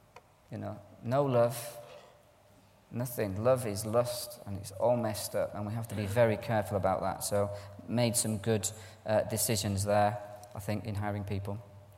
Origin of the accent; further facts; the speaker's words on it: Ireland; also born or lived in Scotland; I'm Irish. My dad's Scottish. I'm Irish. I sound English in a scheme.